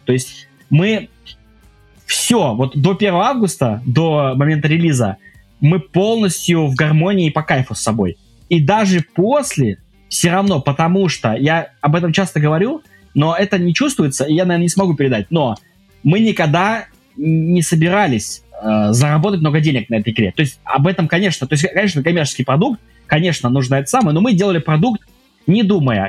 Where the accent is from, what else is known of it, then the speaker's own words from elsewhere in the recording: Kaliningrad, Kaliningrad Oblast, Russia; moved away as an adult; also born or lived in Saint Petersburg; Я из Калининграда, с Калининградской области